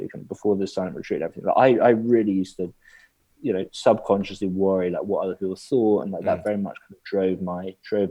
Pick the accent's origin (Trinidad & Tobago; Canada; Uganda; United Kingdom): United Kingdom; England; all your relationships in the UK are around like going to the pub